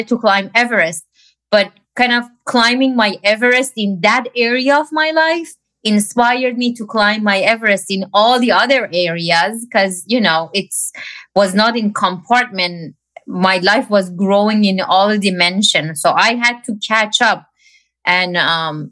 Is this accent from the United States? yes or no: no; Iran; moved away; I grew up in Iran.